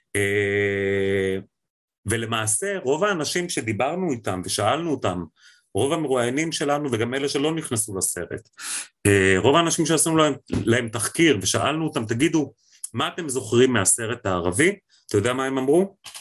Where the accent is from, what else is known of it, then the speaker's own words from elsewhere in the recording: Israel; המקום שלנו כישראלים בתוך המזרח התיכון